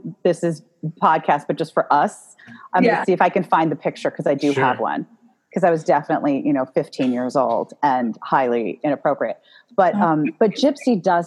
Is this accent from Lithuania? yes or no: no; New York City, New York, United States; I grew up in New York City